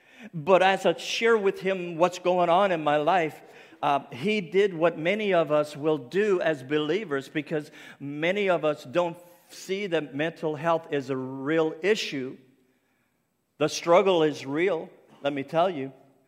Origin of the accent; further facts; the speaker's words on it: Nova Scotia, Canada; accent: Cape Breton; I said, I'm not. I'm from Cape Breton Island. There's a big difference, you know. And we have our own accent, for sure.